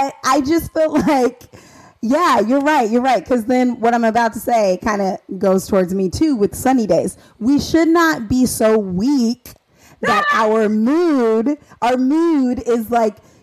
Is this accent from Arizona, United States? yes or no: yes; Arizona, United States; moved away; also born or lived in Indiana; I'm from Arizona